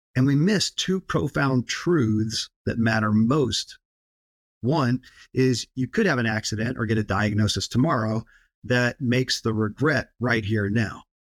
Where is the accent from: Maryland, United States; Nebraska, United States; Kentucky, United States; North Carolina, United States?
Kentucky, United States; I grew up in Kentucky, where horse racing and bourbon are famous